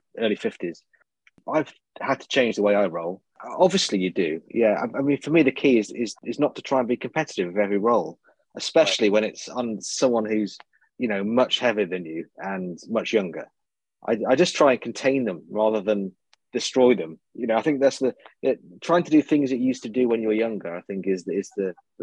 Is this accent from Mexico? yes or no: no; United Kingdom; I'm British.